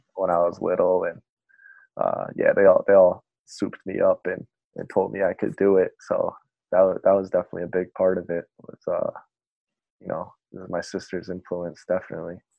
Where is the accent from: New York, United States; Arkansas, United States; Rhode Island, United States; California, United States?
Rhode Island, United States; Bristol; now in Providence, United States; I grew up in Bristol um, my whole life. Um, I went to you know all the public schools in this area.